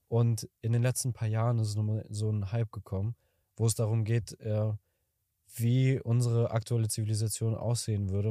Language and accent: German; Kazakhstan; moved away; ich komme aus Kasachstan